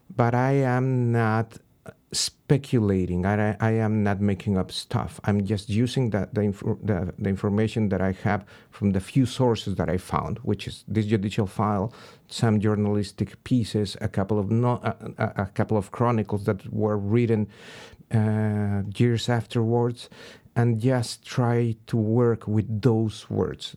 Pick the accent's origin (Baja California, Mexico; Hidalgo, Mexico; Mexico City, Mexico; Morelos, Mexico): Hidalgo, Mexico; Pachuca; moved away as an adult; also born or lived in Berkeley; Pachuca, my hometown